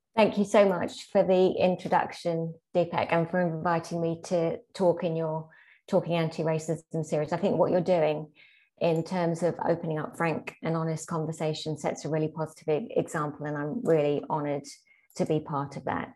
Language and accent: English; London, United Kingdom; my childhood as a second generation British Pakistani in 70s and 80s South London